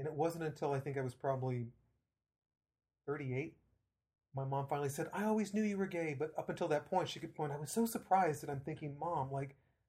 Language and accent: English; Ashland, Oregon, United States; moved away; I grew up in Ashland, Oregon.